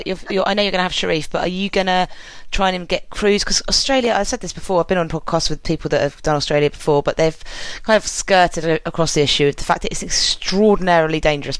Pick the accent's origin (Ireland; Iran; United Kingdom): United Kingdom; England; I'm English.